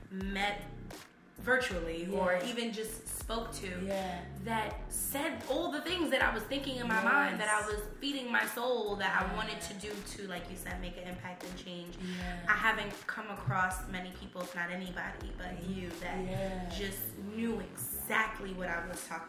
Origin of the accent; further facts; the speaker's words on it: Bronx, New York, United States; So growing up in the Bronx, just I went to Kipps Bay Boys and Girls Club.